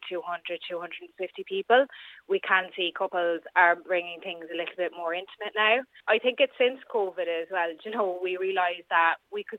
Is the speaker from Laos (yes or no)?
no; Ireland; we're Irish